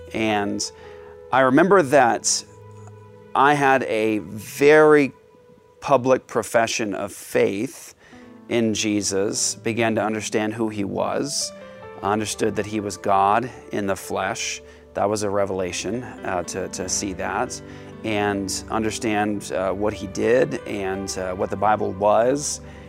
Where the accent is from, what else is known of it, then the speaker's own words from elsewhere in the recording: Japan; I started in judo. And growing up in Japan, I grew up doing two separate martial arts systems at different martial arts schools.